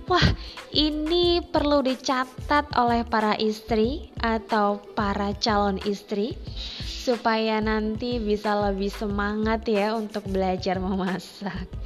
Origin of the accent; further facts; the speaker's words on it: East Java, Indonesia; Ya, karena saya orang Jawa Timur, jadi referensi masakan saya dulu banyakkan memang dari Jawa Timur.